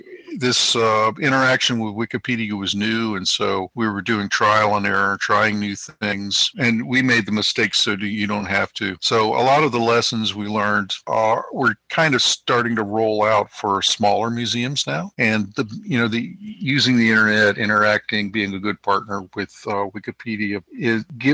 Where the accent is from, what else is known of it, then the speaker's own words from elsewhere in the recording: Washington, District of Columbia, United States; my hometown of Washington, D.C.